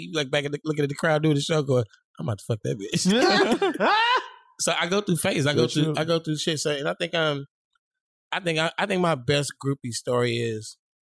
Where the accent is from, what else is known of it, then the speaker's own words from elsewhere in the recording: California, United States; I was, come on, I came from California.